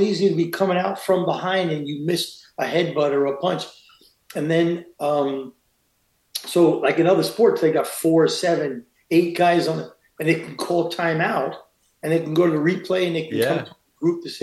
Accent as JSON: {"language": "English", "town": "New York City", "region": "New York", "country": "United States", "tie": "born or raised there", "also_born_or_lived": "Queens / Los Angeles", "moved": "as an adult", "said": "I'm a schnook from Brooklyn"}